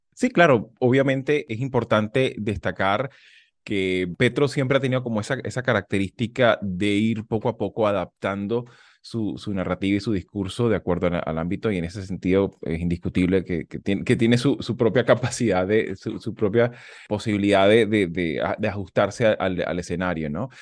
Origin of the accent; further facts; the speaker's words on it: Venezuela; now in United States; tenemos este problema como venezolanos también estando aquí en Estados Unidos